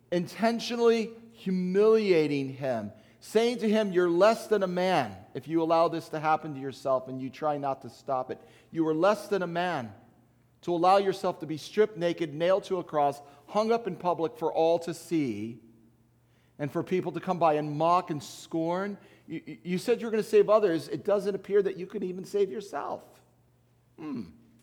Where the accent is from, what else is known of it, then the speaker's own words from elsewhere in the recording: United States; we as American Christians